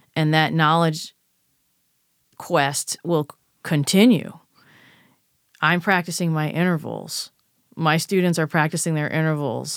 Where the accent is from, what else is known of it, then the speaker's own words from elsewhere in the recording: United States; I'm an American and I've grown up here